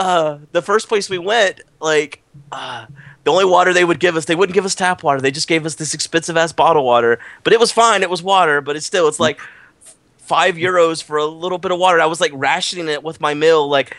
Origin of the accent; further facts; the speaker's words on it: United States; I'm American